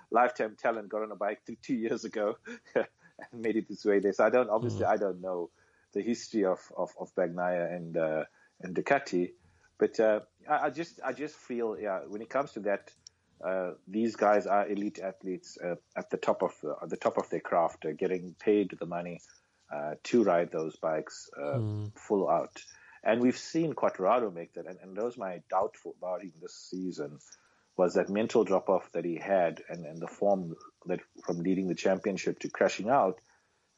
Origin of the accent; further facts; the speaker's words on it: South Africa; being a South African